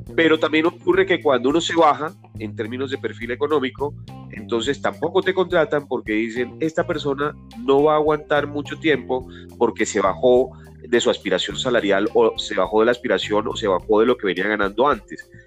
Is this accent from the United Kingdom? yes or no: no; Barranquilla, Atlántico, Colombia; moved away as an adult; now in Bogotá, Colombia; yo soy barranquillero, tengo 48 años, vivo en Bogotá hace 26 años